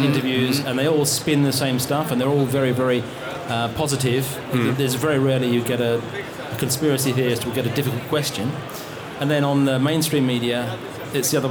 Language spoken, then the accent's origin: English; England, United Kingdom; moved away as an adult; now in Sweden; I'm from England